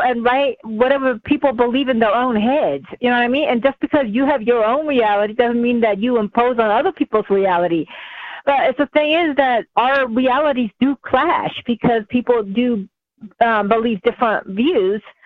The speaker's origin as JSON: {"language": "English", "region": "California", "country": "United States", "tie": "born or raised there", "moved": "yes", "said": "I grew up in California"}